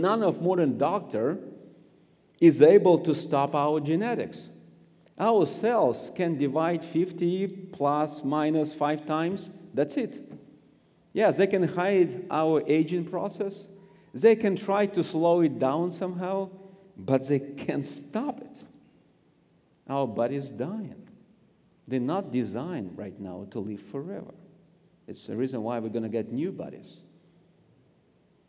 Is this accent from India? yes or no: no; Siberia, Russia; accent: Russian; English is a second language; I grew up in Siberia